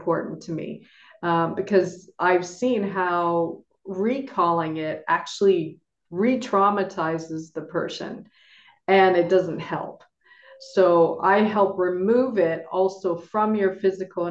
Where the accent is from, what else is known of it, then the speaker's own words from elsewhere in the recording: Toronto, Ontario, Canada; moved away as an adult; now in Nevis, Saint Kitts and Nevis; I am from Toronto originally, and I now live in the Caribbean island of St. Kitts and Nevis